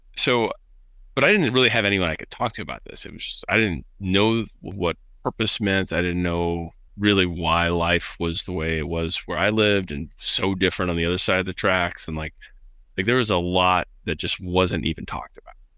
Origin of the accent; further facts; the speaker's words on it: Midwest, United States; I was raised in the Midwest